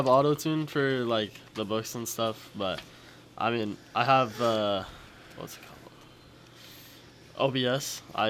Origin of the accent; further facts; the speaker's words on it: Cisne, Illinois, United States; I'm from Sisney. I'm a senior this year.